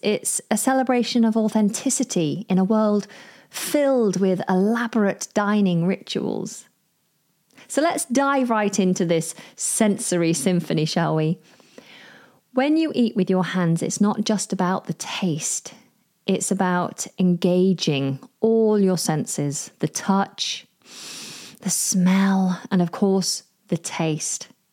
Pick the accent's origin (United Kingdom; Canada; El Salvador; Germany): United Kingdom; I'm British